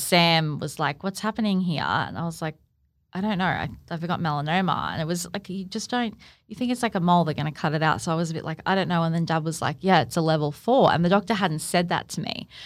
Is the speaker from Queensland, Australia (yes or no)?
yes; Gold Coast, Queensland, Australia; born and bred on the Gold Coast